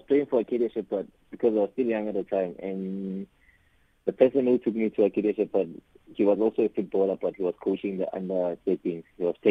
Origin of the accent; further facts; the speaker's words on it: Pretoria, Gauteng, South Africa; I was born and raised in Mamelodi, in Pretoria.